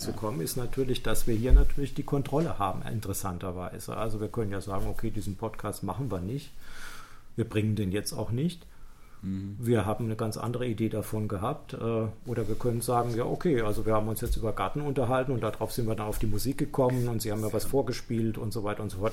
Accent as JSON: {"language": "German", "town": "Heidelberg", "region": "Baden-Württemberg", "country": "Germany", "said": "ich komme ja so aus der Gegend von Heidelberg"}